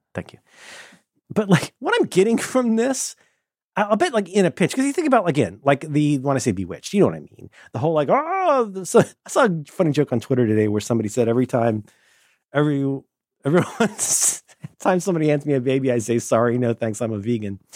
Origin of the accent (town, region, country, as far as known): Hamilton County, Ohio, United States; born or raised there; moved away